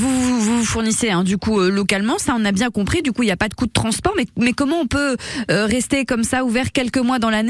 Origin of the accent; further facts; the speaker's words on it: Glénay, Nouvelle-Aquitaine, France; moi je suis originaire de Glenay